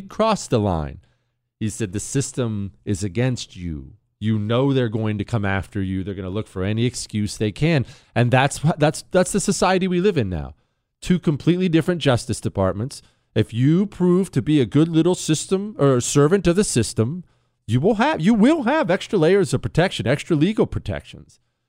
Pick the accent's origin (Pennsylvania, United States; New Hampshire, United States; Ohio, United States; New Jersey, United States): Ohio, United States; also born or lived in Montana; now in Texas, United States; I'm not a New Yorker. I'm from Ohio and Montana, and I lived in D.C. I lived in Arizona. I ran for Congress in Arizona. I live in Texas now.